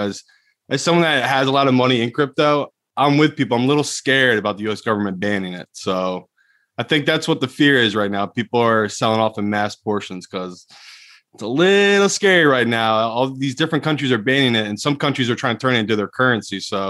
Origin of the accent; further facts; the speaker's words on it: England, United Kingdom; I'm English, dude. England, everyone thinks the worst thing's going to happen because it rains every day in England.